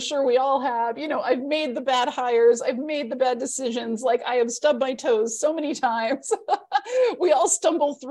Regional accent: Midwest, United States; growing up in the Midwest

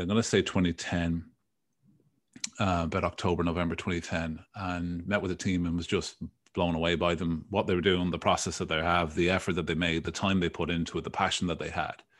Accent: Dublin, Leinster, Ireland; moved away as an adult; now in United States; Born, born and raised in Dublin

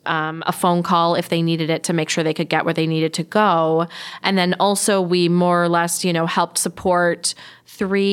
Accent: Grand Rapids, Michigan, United States; moved away; my hometown of Grand Rapids, Michigan

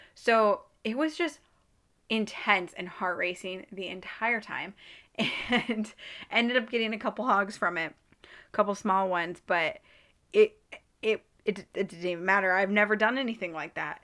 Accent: Midwest, United States; I'm from the Midwest

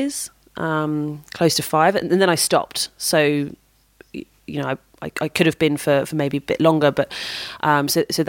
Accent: United Kingdom; I'm British

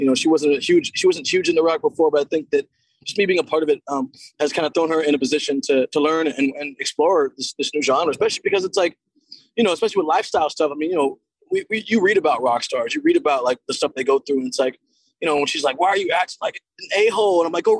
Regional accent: Seattle, Washington, United States; to be from my hometown and like for an expansion team to first of all come to Seattle.

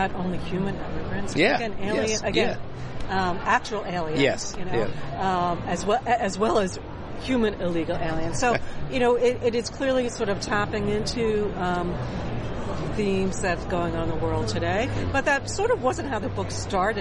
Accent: New York, United States; an ethnocentric New Yorker

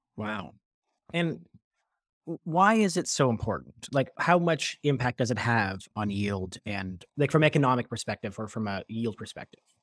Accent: Toronto, Ontario, Canada; I'm born and raised in Toronto

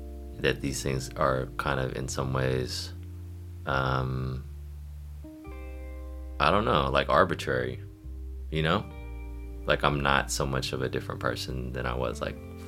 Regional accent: Bay Area, California, United States; growing up in the Bay Area

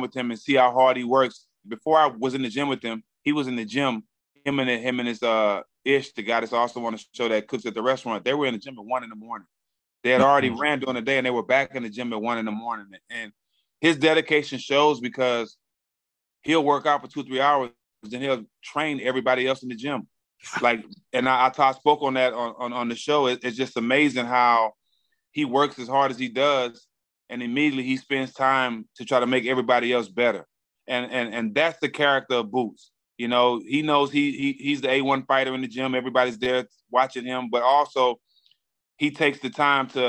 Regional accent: Texas, United States; I'm from Texas. Being from Texas, I have a great relationship with the Charlos and Errol Spence.

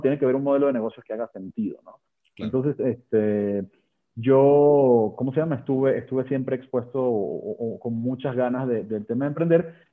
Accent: Venezuela; moved away as an adult; now in Mexico; Yo me gradué de ingeniería industrial en, Venezuela, de ahí, de ahí, nací, yo soy venezolano de nacimiento y mexicano de corazón

